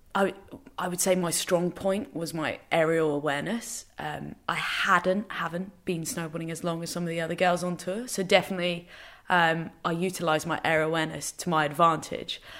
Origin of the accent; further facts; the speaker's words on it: England, United Kingdom; also born or lived in Northern Ireland; now in London, United Kingdom; So we're completely English, but everyone has resided in Northern